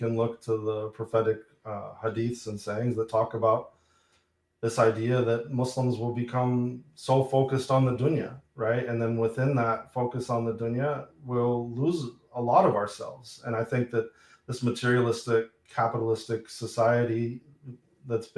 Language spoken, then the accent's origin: English; Boulder, Colorado, United States; I was in Boulder, Colorado at the time, where I grew up outside of Boulder